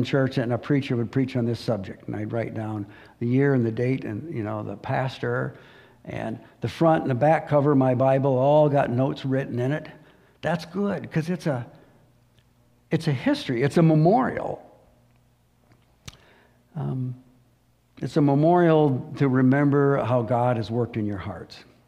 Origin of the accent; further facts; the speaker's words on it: United States; I'm a patriotic American